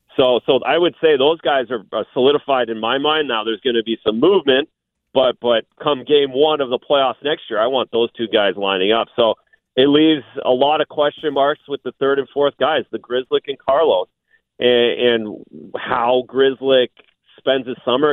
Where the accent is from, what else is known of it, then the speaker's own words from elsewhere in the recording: Ontario, Canada; being from Ontario, Canada.